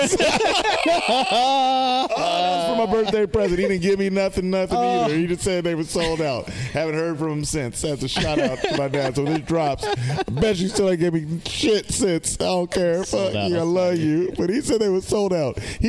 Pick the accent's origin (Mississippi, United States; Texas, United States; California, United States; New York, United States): California, United States; Sacramento; I'm from Sacramento. I love Sacramento, but we are not that cultured.